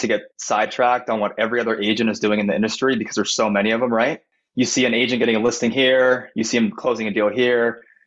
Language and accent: English; Bay Area, east of San Francisco, California, United States; moved away as an adult; now in San Diego, United States; I grew up in the Bay Area, 20 minutes east of San Francisco